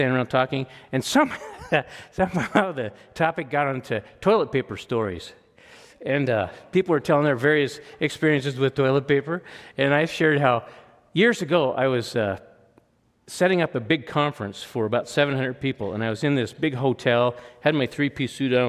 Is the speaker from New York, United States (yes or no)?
no; Rathdrum, Idaho, United States; I grew up in Rathdrum, Idaho